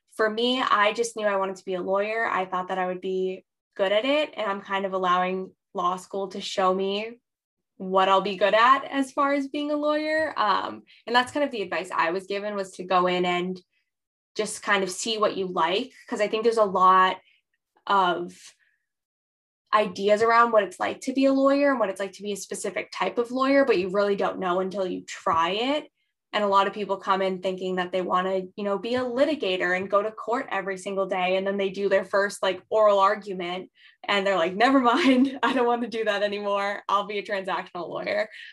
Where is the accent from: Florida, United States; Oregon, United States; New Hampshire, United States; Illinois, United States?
New Hampshire, United States; I am originally from New Hampshire in the United States.